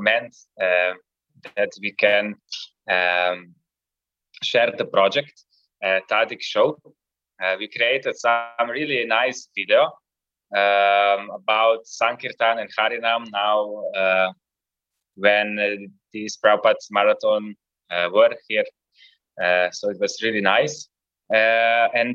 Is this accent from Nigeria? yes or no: no; Ljubljana, Slovenia; I'm from Ljubljana